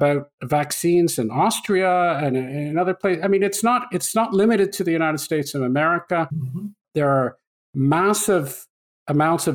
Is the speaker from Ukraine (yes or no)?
no; Canada; I grew up in Canada